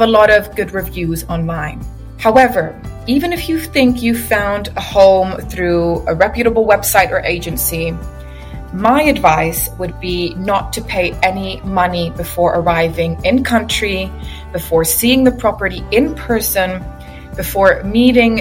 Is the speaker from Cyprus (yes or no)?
yes; Cyprus; moved away as an adult; also born or lived in England; now in Dubai, United Arab Emirates; I am from Cyprus. I was born and raised there. I relocated 10 years ago to England, and now recently I decided to relocate to Dubai